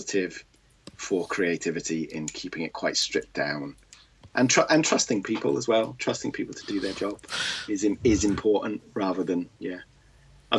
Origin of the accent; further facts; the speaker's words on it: United Kingdom; I am British. You might be able to tell from my voice